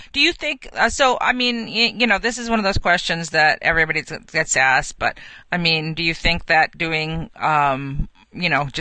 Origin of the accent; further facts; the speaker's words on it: New York, United States; a proud New Yorker